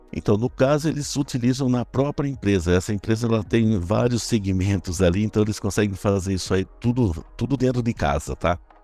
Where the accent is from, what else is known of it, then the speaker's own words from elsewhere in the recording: interior of São Paulo, Brazil; accent: caipira; eu nasci no interior, eu sou caipira no interior aqui de São Paulo